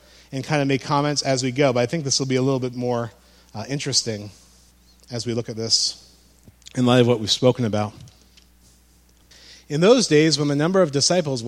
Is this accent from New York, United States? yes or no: yes; Amsterdam, New York, United States; also born or lived in Broadalbin, New York; Where I grew up in Amsterdam